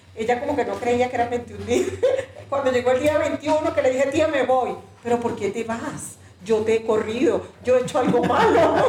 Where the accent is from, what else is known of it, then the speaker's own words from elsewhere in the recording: Venezuela; moved away as an adult; now in Ecuador; yo soy venezolana, eh, llegué aquí al Ecuador hace siete años ya